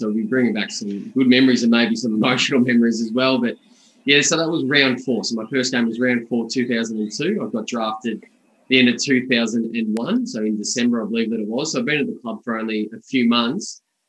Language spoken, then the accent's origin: English; Bendigo, Victoria, Australia; And I grew up in Bendigo